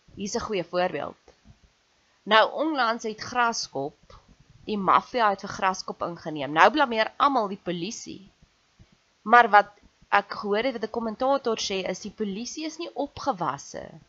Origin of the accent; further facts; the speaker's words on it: South Africa; ek's ook 'n Suid-Afrikaner